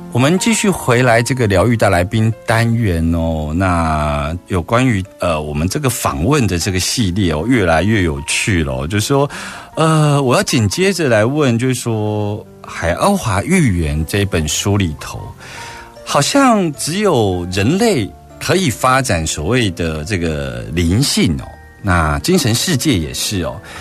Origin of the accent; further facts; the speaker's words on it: Taiwan; 在我们台湾社会